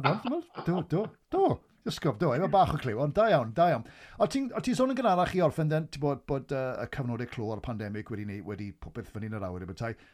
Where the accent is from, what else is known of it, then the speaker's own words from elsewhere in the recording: Aberaeron, Wales, United Kingdom; un o Abereiron dwi'n reiddiol